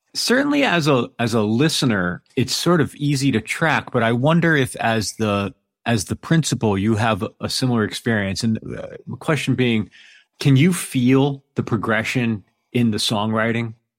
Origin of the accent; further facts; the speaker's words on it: East Coast, United States; moved away as an adult; also born or lived in New York; now in Pacific Northwest, United States; I'm from the East Coast originally. I was in New York for about twenty years, and I'm actually in the Pacific Northwest now